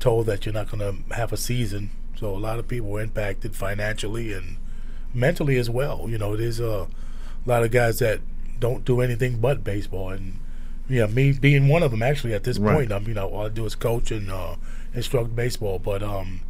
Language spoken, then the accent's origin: English; New York City, New York, United States; moved away; where we grew up in South Brooklyn